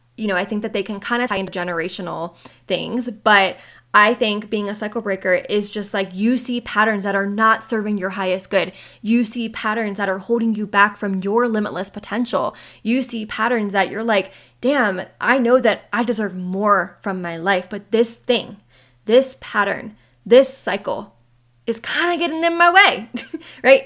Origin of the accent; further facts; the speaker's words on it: Maryland, United States; moved away as an adult; now in Western US; I am the person who left my hometown seven years ago. I left Maryland seven years ago